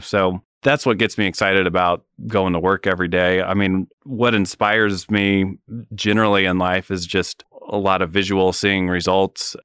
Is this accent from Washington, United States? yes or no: no; Wamego, Kansas, United States; moved away as an adult; now in Manhattan, Kansas, United States; I grew up in Wamego, so not too far